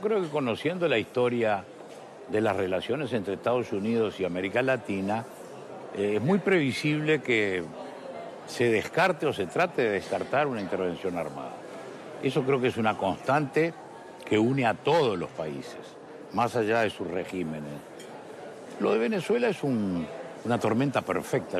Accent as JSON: {"language": "Spanish", "country": "Uruguay"}